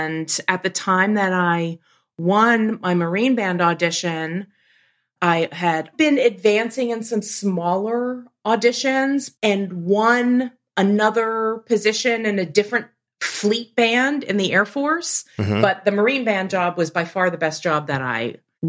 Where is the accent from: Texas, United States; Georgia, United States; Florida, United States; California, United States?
Texas, United States; growing up in Texas